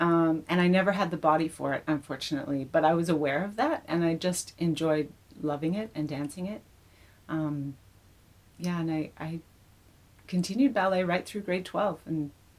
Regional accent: Melbourne, Victoria, Australia; moved away; also born or lived in Vancouver / Los Angeles; I was brought up in Melbourne, Australia.

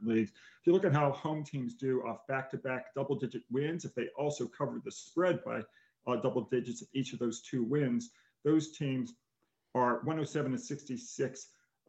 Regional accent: Upper St. Clair, Pennsylvania, United States; my high school in Upper St. Clair, Pennsylvania

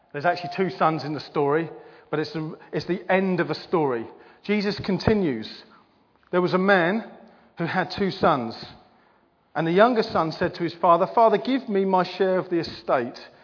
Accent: England, United Kingdom; we're English

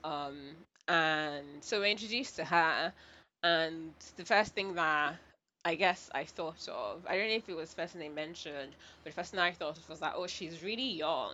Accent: Nigeria; I was born and raised in Nigeria.

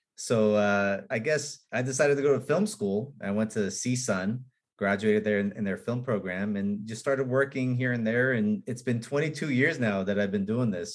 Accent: Los Angeles, California, United States; I was born in in Hollywood. I grew up on Beechwood, right near the Hollywood sign

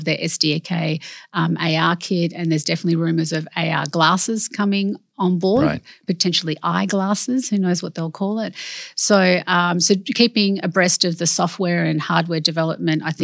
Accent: Perth, Western Australia, Australia; also born or lived in Laverton, Western Australia; I was born in Perth and my parents are immigrants from overseas.

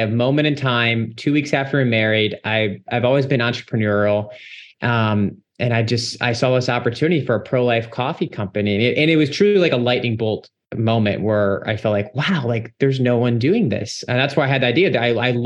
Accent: Cleveland, Ohio, United States; moved away as an adult; now in Washington, D.C., United States; I grew up in the Cleveland, Ohio area, and I was grateful enough to be raised in a strong Christian home.

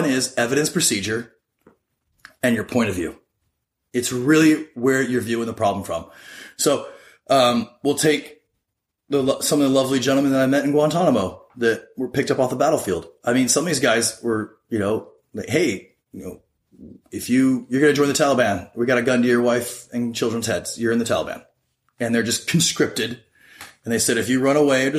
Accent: United States; being an American

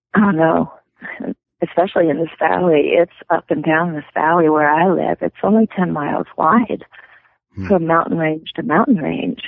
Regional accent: Louisiana, United States; moved away as an adult; now in Montana, United States; we were both born and raised down there

